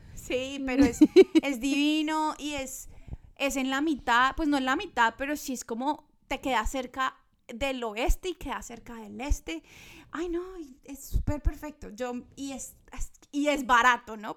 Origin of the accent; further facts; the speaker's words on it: Ibagué, Tolima, Colombia; now in Australia; Ibagué es de donde somos nosotras, que es un pueblo, no un pueblo, una ciudad pequeña en Colombia